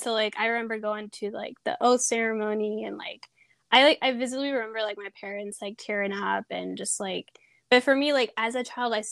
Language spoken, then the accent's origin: English; Sonoma County, California, United States; also born or lived in Peru; I grew up in Sonoma County for most of my life, more up north